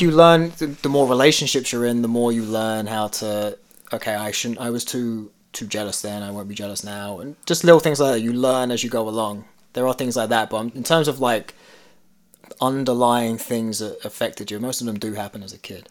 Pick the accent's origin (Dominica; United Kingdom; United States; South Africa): United Kingdom; London; growing up in London mm. because I grew up where you know there were it's very typical stereotypical, but you had a lot of Indian Pakistani families